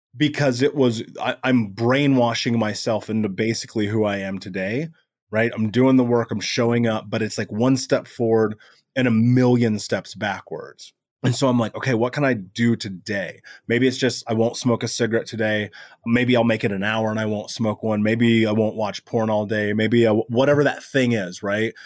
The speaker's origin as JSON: {"language": "English", "town": "Indianapolis", "region": "Indiana", "country": "United States", "tie": "born or raised there", "said": "I grew up in America, in Indianapolis, in the greatest country in the world."}